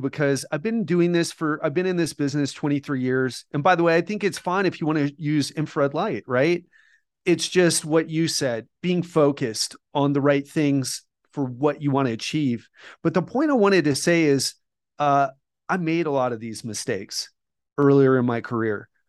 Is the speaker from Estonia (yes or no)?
no; United States; moved away as an adult; also born or lived in Mexico / Colombia / Thailand / Bali; now in Brazil; I love being American and being from America